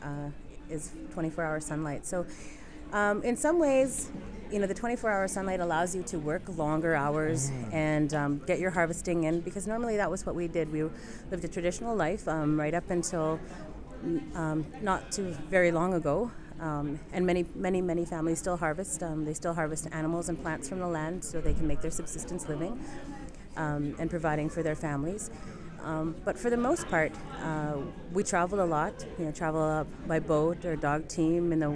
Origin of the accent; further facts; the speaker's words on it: Inuvik, Northwest Territories, Canada; I'm from Inuvik Northwest Territories